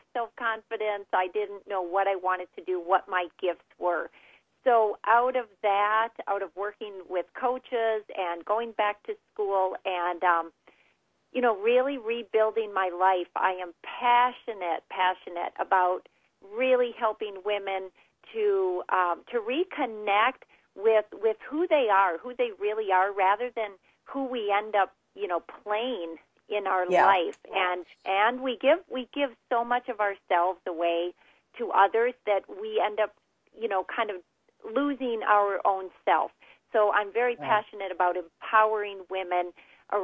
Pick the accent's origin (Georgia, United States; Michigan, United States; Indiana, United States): Michigan, United States; Upper Peninsula; now in Chicago, United States; I grew up in the Upper Peninsula